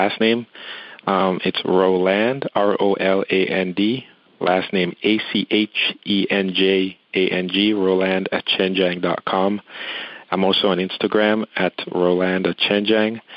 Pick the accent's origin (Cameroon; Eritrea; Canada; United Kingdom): Cameroon; moved away as an adult; now in United States; I'm originally from Cameroon, which is in West Africa